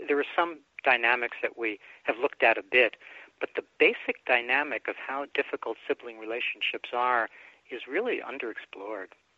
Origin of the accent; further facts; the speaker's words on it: New York City, New York, United States; also born or lived in Bronx, New York; my mom and I moved out to Brooklyn from the Bronx uh, when I was about five or so, and then I had a very quiet time thereafter with just my mom